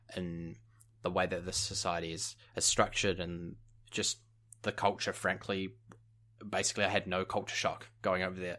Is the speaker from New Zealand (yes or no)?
yes; New Zealand; moved away as an adult; also born or lived in United Kingdom; growing up in New Zealand